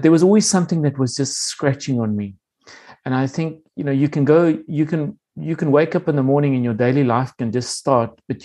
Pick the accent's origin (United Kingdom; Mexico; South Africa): South Africa; moved away as an adult; also born or lived in Namibia / Singapore; I'm a Namibian. I was born in Namibia and made my way to South Africa. I was did my schooling in South Africa